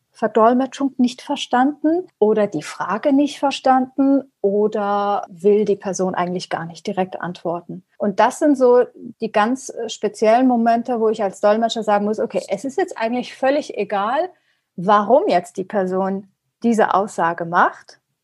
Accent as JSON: {"language": "German", "country": "Germany", "tie": "born or raised there", "first_language": "Persian", "second_language": "German", "said": "Also Farsi ist meine Muttersprache und Deutsch ist nicht wirklich meine Muttersprache, also nicht meine Muttersprache, aber ich bin mit der deutschen Sprache aufgewachsen. Ich habe meine Schulbildung und mein Studium und eigentlich alles in Deutschland gehabt."}